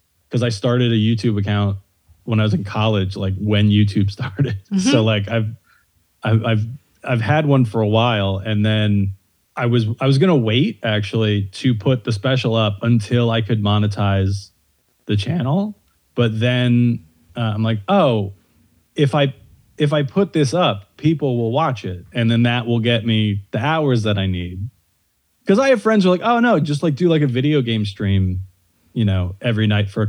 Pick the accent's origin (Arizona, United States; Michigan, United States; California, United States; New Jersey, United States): New Jersey, United States; outside Phillipsburg; I'm from outside Phillipsburg.